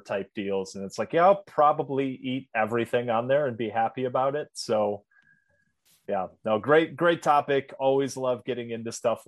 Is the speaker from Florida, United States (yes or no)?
no; Michigan, United States; we're all from Michigan, from a cold weather state.